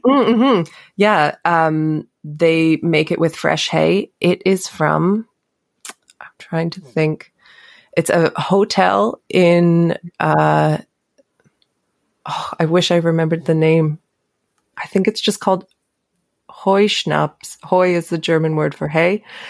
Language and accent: English; Canada; moved away as an adult; now in Switzerland; I was born and raised in Canada, but my mom is Swiss.